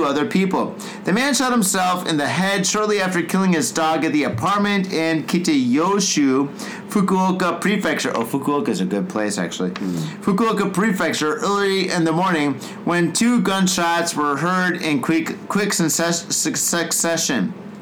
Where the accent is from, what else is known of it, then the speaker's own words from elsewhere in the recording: United States; now in Japan; we're from the States